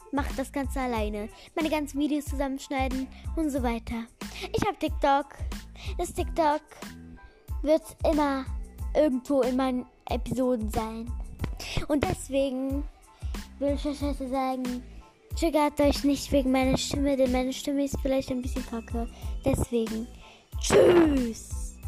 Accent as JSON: {"language": "German", "country": "Germany", "also_born_or_lived": "Croatia", "said": "Ich komme aus Deutschland, ursprünglich aber aus Kroatien"}